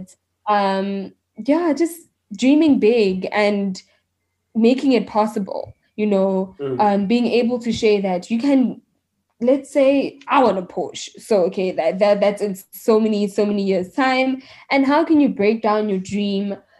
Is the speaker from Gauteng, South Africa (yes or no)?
yes; Mamelodi, Gauteng, South Africa; I'm from Mamelodi